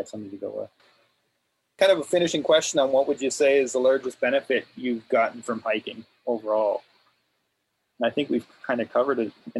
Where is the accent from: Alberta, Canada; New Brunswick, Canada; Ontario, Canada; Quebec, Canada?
New Brunswick, Canada; Miramichi; we grew up in Miramichi